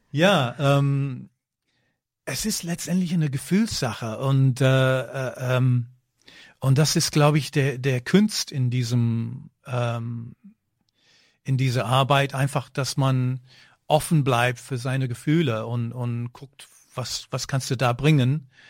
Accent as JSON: {"language": "German", "country": "United Kingdom", "moved": "yes", "lives_now": "Germany", "said": "ich bin Brite"}